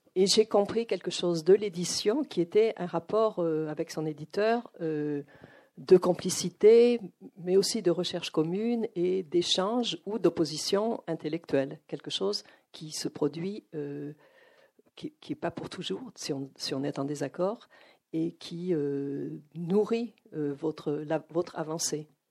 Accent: Arcachon, Nouvelle-Aquitaine, France; moved away as an adult; also born or lived in United States; je viens donc euh, d'Arcachon, d'un milieu où on ne lisait pas

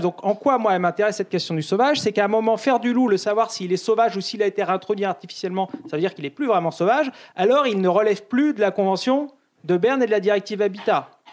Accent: France; chez nous en France

